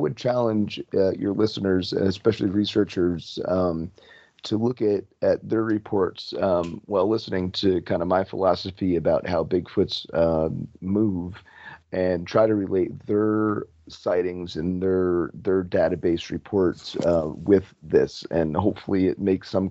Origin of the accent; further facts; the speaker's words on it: New Jersey, United States; also born or lived in Florida; I was originally from New Jersey